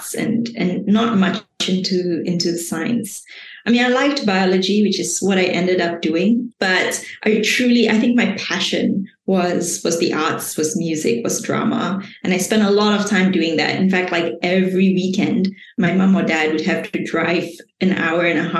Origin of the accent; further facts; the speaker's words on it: Shah Alam, Selangor, Malaysia; also born or lived in Kuala Lumpur, Malaysia; I grew up in Malaysia, so I was born in Kuala Lumpur, but I spent most of my life in a little city